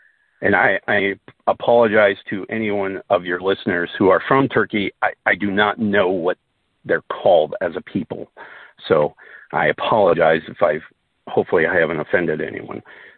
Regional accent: Southern Denmark, Denmark; born there; as a Dane, and I was, you know, I was born in Denmark, in southern Denmark, that in of itself is the only way to kind of be a Dane.

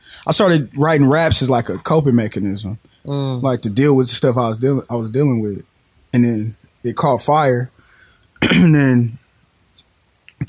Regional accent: Portland, Oregon, United States; I'm from St. John's

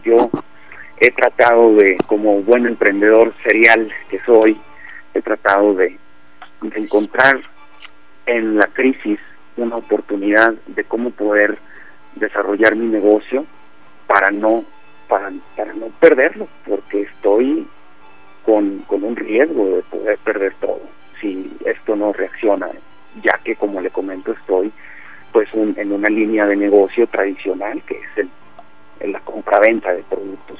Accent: Mexico; moved away as an adult; also born or lived in Palestine (paternal ancestry); now in China; soy mexicano de nacimiento

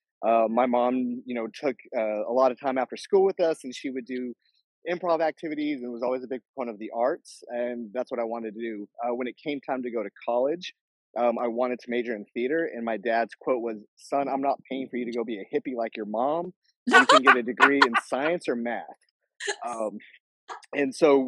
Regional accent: New Mexico, United States; moved away as an adult; also born or lived in Lubbock, Texas / Alabama; now in Austin, Texas, United States; I'm kind of from all over. I lived in grew up in New Mexico

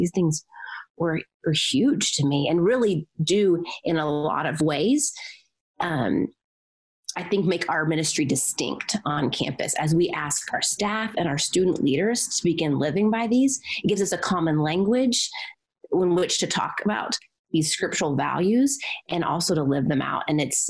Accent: Southern US, United States; You know, I grew up in the Bible Belt where it's really easy to play the Christian game.

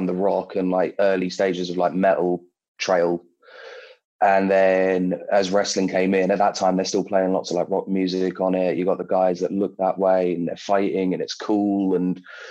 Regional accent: London, United Kingdom; I'm from London, always have been

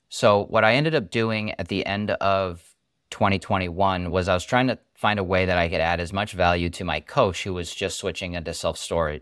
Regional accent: Massachusetts, United States; I'm from Massachusetts, went to engineering school, UMass Amherst, about forty, forty minutes up the road

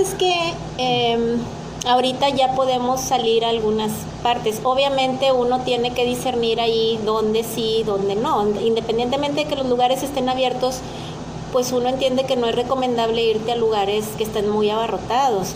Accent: Mexico; soy una mexicana típica

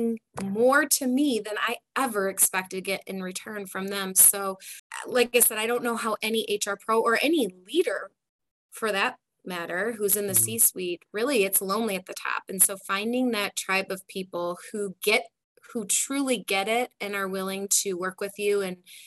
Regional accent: Detroit, Michigan, United States; I grew up in the Detroit area.

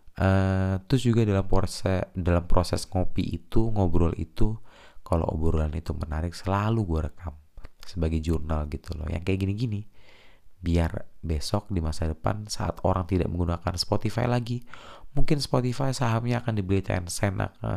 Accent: Jakarta, Indonesia; Gua kecil di Jakarta sih, jadinya kayak nggak dapet logat Tegal

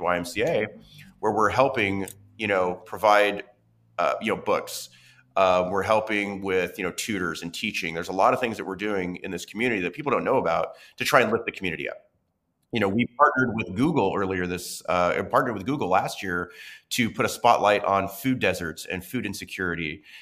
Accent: Medford, Oregon, United States; moved away; I grew up watching local news in Southern Oregon

